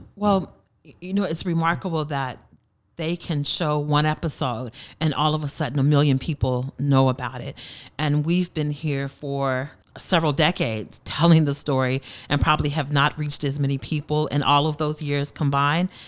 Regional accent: Tulsa, Oklahoma, United States; I'm from Tulsa, Tulsa native, born and raised here, and attended school in North Tulsa

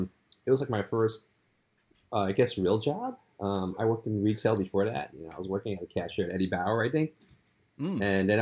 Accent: New York City, New York, United States; now in Manhattan, United States; I grew up, so you know, I'm pretty old, so you know. And like, you know, I grew up in Queens. The part of Queens at Elmhurst

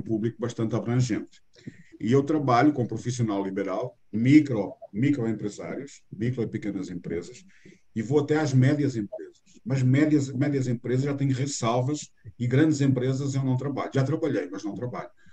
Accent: Portugal; accent: Portuguese; moved away as an adult; now in Brazil; Este sotaque meu, ele é com sotaque mais eh, puxado do que o normal, porque eu nasci em Portugal há 60 anos atrás

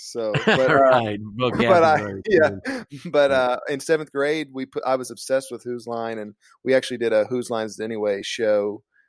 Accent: Kentucky, United States; I'm from like there's like 3,000 people in my hometown, so it's kind of a small town in southeastern Kentucky

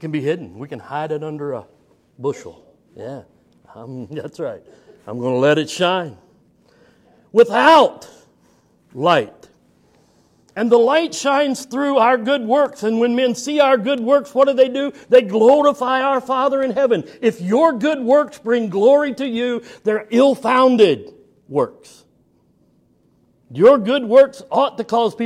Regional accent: Summitville, Indiana, United States; also born or lived in Marion, Indiana; I grew up in Indiana.

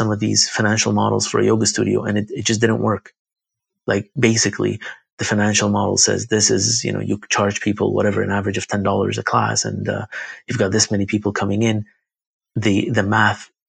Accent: Baghdad, Baghdad Governorate, Iraq; born there; I was born in Baghdad, Iraq.

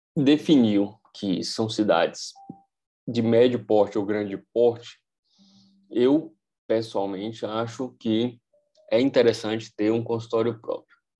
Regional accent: Vitória da Conquista, Bahia, Brazil; moved away as an adult; eu querer voltar para minha cidade natal, Vitória da Conquista

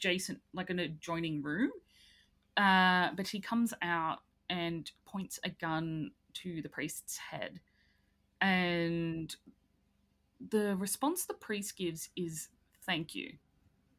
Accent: Ireland; as an Irish person

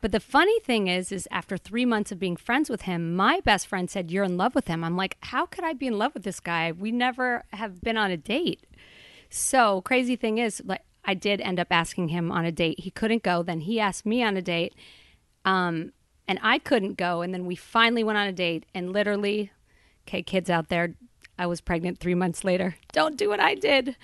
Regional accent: Boulder, Colorado, United States; I grew up in Boulder, Colorado, a hippie town

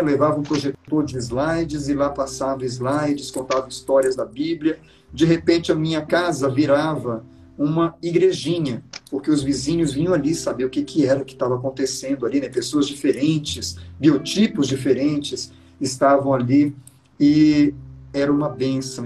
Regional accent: Belém, Pará, Brazil; Belém do Pará, de onde eu sou

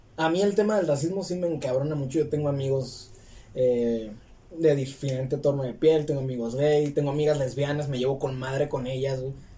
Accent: Mexico; first language Spanish; es mi lengua natal

